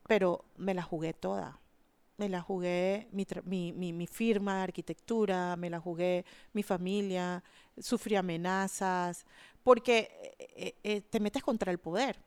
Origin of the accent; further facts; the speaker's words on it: Panama City, Panama; yo crecí en Altos del Chase, que era el límite de la ciudad de Panamá con la zona del canal.